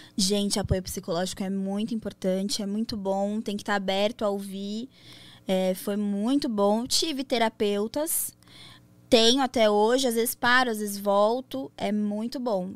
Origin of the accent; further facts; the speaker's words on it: São Paulo, Brazil; Eu tenho 27 anos, sou de São Paulo